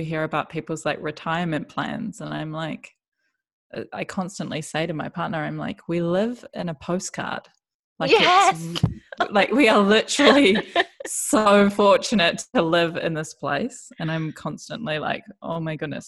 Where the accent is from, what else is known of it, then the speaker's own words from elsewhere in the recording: New Zealand; moved away as an adult; also born or lived in New York City / Melbourne; now in Bundaberg, Australia; I'm originally from New Zealand.